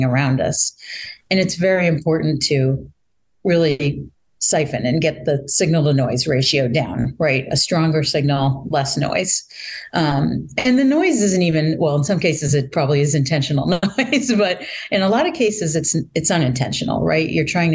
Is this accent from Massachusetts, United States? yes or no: yes; Boston, Massachusetts, United States; moved away as an adult; also born or lived in Baltimore, Maryland; I'm actually a Bostonian and Massachusetts person for a very long time